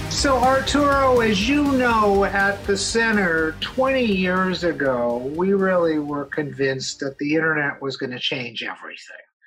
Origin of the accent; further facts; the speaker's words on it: Los Angeles, California, United States; I grew up in Los Angeles